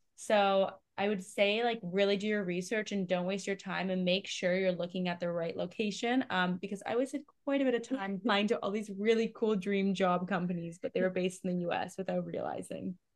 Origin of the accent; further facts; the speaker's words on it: Canada; I'm from Canada